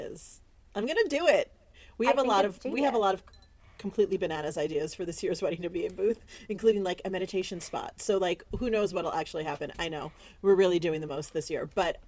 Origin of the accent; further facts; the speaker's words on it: East Coast, United States; moved away; I grew up on the East Coast